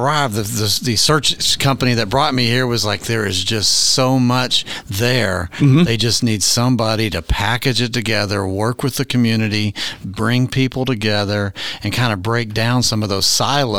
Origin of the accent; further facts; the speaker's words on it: Kentucky, United States; also born or lived in Cincinnati; now in Owensboro, United States; I came from Northern Kentucky and Cincinnati area and spent most of my career in the hospitality tourism industry.